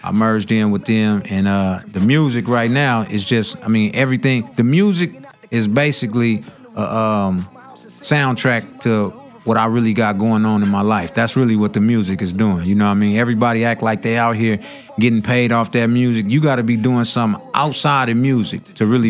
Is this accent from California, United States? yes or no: yes; Long Beach, California, United States; I'm from Long Beach